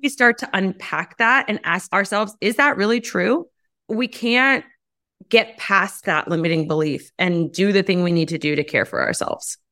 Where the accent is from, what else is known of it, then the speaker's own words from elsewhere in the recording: United States; as American women